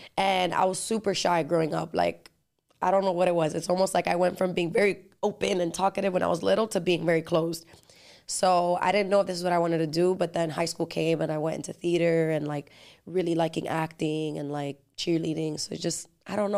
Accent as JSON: {"language": "English", "town": "Miami", "region": "Florida", "country": "United States", "tie": "born or raised there", "also_born_or_lived": "New Jersey / Dominican Republic / Los Angeles", "accent": "Dominican (in Spanish)", "said": "my parents moved to Miami, and then I grew up here"}